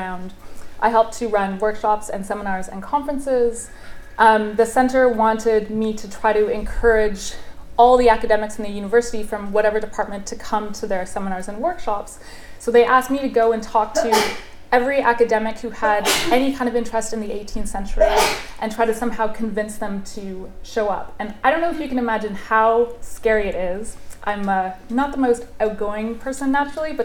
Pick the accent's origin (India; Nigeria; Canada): Canada; moved away as an adult; also born or lived in Oxford; I'm Canadian